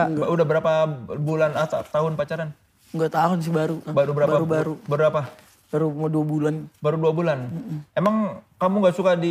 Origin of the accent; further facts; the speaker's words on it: Bandung, West Java, Indonesia; Ya pokoknya kita kalau saya sebagai orang Antapani setiap